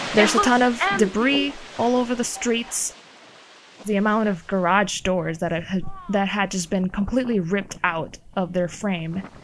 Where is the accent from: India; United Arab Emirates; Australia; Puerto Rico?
Puerto Rico; I am from Puerto Rico